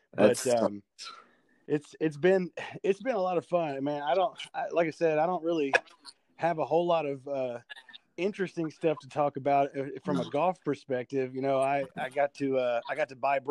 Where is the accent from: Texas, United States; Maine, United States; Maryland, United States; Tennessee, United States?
Tennessee, United States; Nashville; I'm from Nashville area.